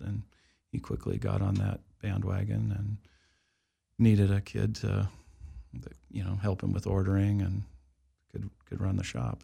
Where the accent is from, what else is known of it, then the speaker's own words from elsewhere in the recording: Wichita, Kansas, United States; moved away as an adult; also born or lived in Colorado; I grew up in Kansas